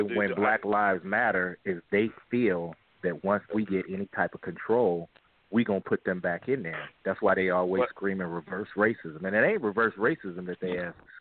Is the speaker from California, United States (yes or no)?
yes; Los Angeles, California, United States; I grew up in South Central. I'd have moved a little bit on the outskirts